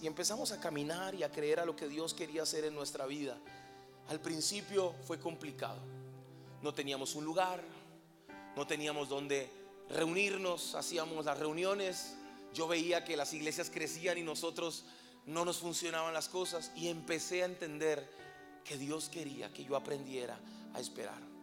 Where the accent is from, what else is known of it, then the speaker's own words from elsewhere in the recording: Colombia; moved away as an adult; now in Veracruz, Mexico; soy colombiano